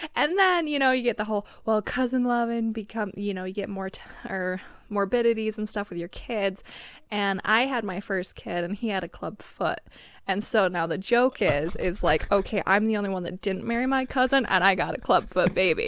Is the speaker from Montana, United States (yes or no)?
yes; Pinesdale, Montana, United States; moved away; growing up in Pines, I mean, every one of my classmates was a cousin